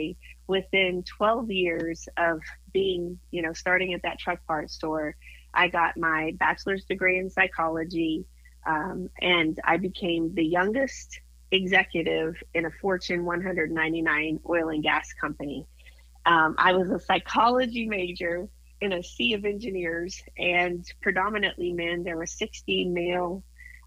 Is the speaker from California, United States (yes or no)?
no; Moscow, Kansas, United States; moved away; My hometown was 300 people in that Moscow, Kansas, and I had a total, get ready, of 7 in my graduating class